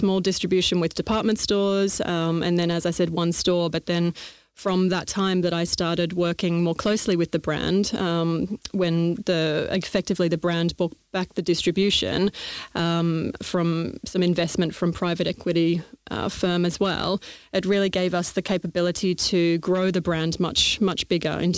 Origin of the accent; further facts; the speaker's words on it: Melbourne, Victoria, Australia; moved away as an adult; now in London, United Kingdom; I'm obviously Australian. Maybe it's not that obvious, but I definitely am from Melbourne, Australia. Moved over to London early 2004. So prior to that, living in Australia, grew up on a farm